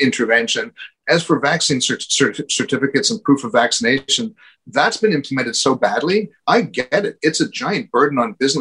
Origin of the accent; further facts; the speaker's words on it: Canada; as a Canadian